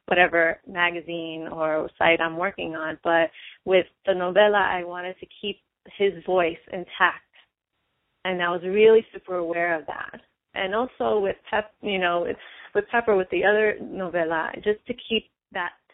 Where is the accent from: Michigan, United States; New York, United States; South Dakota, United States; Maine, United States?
New York, United States; I'm from New York